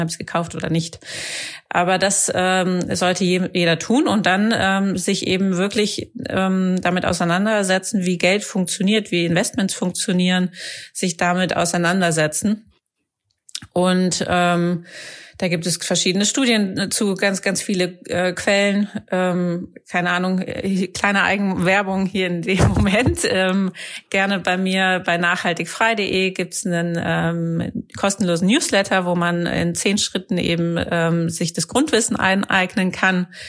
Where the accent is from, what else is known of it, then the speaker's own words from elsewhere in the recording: Rhineland, Germany; im Rheinland, wo ich herkomme